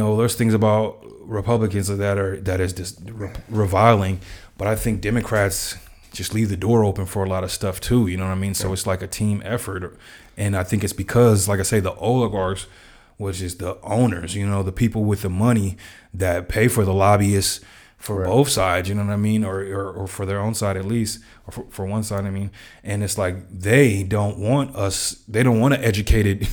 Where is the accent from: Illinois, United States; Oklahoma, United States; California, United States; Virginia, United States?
California, United States; I'm from California